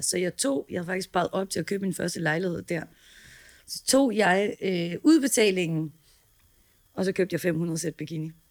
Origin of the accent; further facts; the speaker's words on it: Herning, Central Denmark Region, Denmark; moved away as an adult; now in Copenhagen, Denmark; jeg er opvokset i Herning